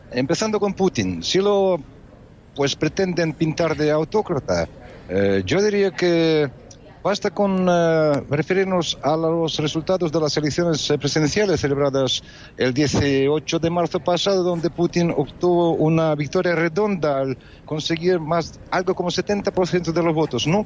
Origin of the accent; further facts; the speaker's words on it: Russia; yo siendo ruso